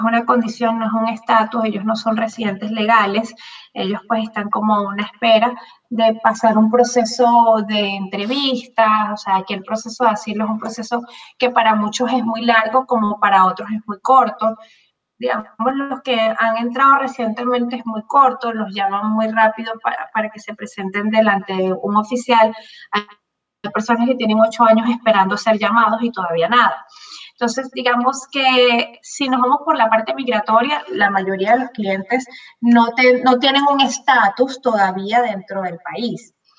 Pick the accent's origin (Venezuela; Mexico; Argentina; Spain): Venezuela; moved away as an adult; now in Miami, United States; yo tengo 22 años acá en los Estados Unidos, vengo de Venezuela